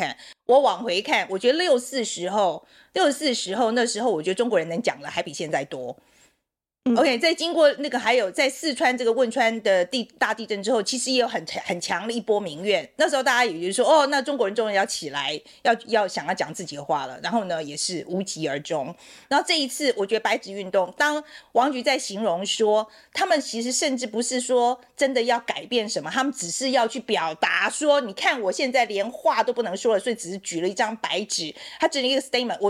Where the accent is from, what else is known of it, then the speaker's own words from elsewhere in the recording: Taiwan; 但是对我们台湾人来讲，棒球是我们的国球啊，所以我们在看的时候，我们看得很细腻呀、啊。